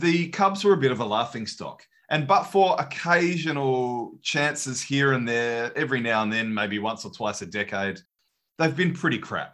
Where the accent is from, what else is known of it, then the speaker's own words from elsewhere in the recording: Australia; As an Aussie